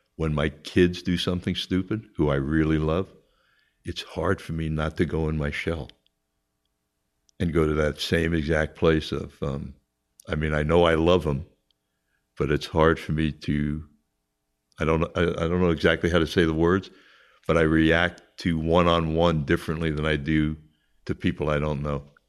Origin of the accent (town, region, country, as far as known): Long Island, New York, United States; born or raised there; also born or lived in Queens, New York